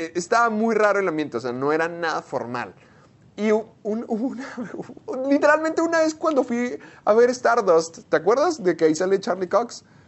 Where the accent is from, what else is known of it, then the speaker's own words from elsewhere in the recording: Delicias, Chihuahua, Mexico; Sergio y yo crecimos en Delicias, Chihuahua